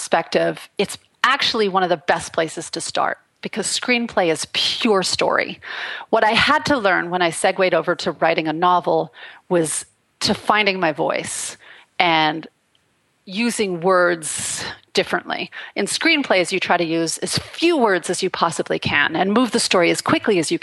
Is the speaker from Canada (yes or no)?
yes; Canada; moved away as an adult; now in Los Angeles, United States; I grew up in Canada. In a very, very remote rural place